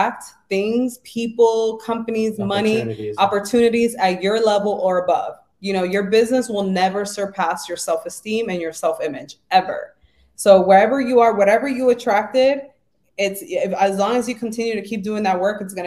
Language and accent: English; New York City, New York, United States; I grew up in the Bronx. I was poor.